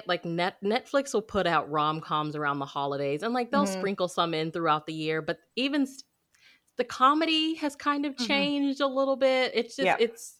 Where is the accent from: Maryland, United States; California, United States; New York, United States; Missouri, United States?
Missouri, United States; born there; I feel the same. I was born in Missouri.